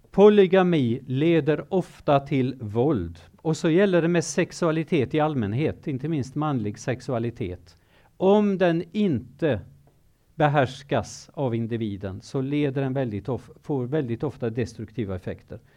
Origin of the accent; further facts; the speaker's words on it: Kenya; also born or lived in Zimbabwe; Nu är det så att jag har levt i Kenya i många år. Jag är född i Zimbabwe, jag är uppvuxen som tonåring i Kenya och jag har arbetat som missionär i Kenya.